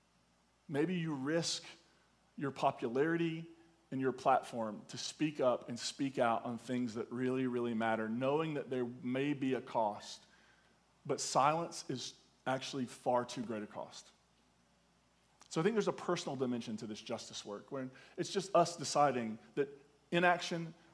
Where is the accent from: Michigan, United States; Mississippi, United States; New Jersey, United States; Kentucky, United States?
Kentucky, United States; Eastern; I'm clearly from Eastern Kentucky